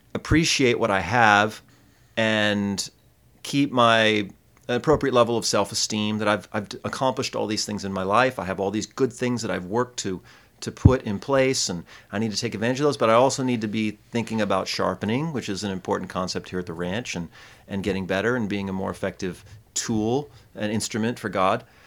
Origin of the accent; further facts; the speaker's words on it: Michigan, United States; I'm from Michigan